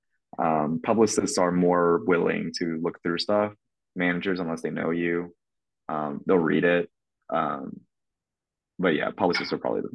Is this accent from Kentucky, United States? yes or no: yes; Kentucky, United States; I was raised in Kentucky